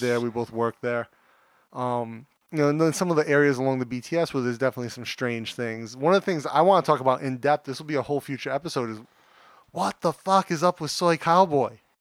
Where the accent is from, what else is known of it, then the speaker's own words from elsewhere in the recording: United States; moved away; as an American, when I was a kid